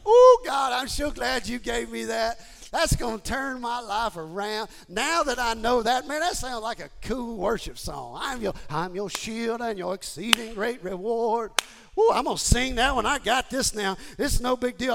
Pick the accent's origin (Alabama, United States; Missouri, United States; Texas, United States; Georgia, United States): Texas, United States; Houston; I grew up in Houston and I joined Gold's Gym